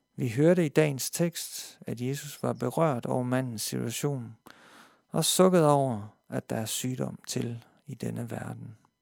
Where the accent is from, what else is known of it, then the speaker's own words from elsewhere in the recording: Denmark; jeg som dansker